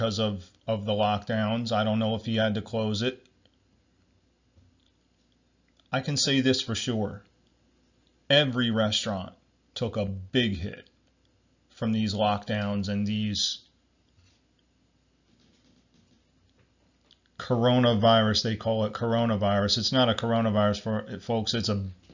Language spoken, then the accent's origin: English; New Jersey, United States; I'm from New Jersey.